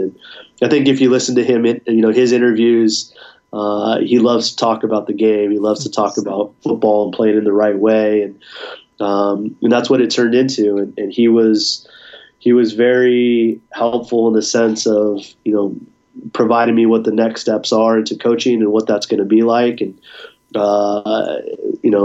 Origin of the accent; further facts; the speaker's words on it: Southern California, United States; I grew up in Southern California